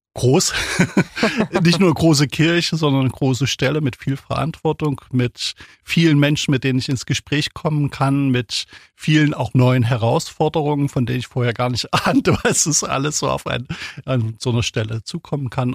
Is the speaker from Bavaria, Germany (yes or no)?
no; Thuringia, Germany; now in Ulm, Germany; Ich bin aufgewachsen in Thüringen, also damals in der DDR, 1971 geboren